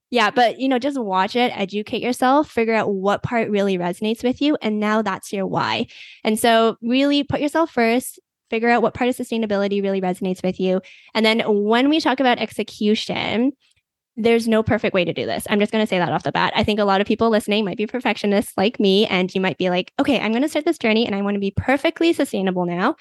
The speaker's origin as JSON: {"language": "English", "country": "Canada", "said": "I am from Canada"}